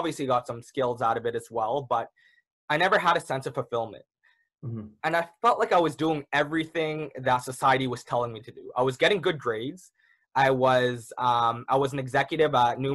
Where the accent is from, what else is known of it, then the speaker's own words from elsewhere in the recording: Toronto, Ontario, Canada; I was born and raised in the Malvern area. So that's kind of a little neighborhood down in Toronto.